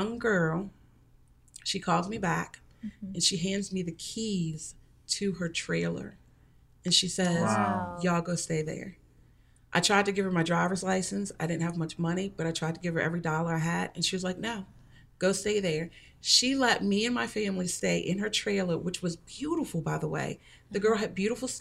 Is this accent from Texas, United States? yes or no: no; New Orleans, Louisiana, United States; moved away as an adult; now in San Antonio, United States; I am actually from New Orleans, Louisiana. I was not born there, but I've lived there all my life